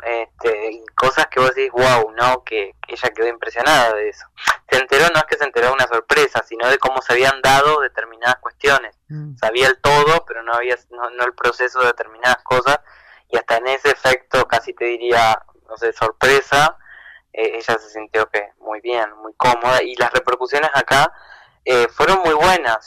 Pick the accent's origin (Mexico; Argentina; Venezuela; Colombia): Argentina; Entre Ríos; now in Buenos Aires, Argentina; me vengo a Entre Ríos, este, a Uruguay de donde soy